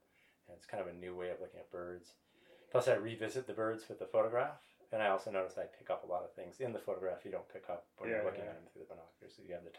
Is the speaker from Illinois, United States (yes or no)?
no; Michigan, United States; I grew up in the Midwest. I grew up in Michigan.